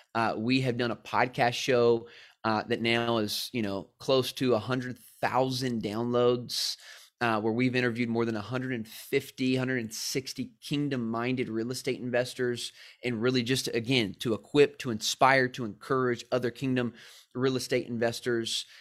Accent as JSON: {"language": "English", "town": "San Diego", "region": "California", "country": "United States", "said": "I'm from San Diego"}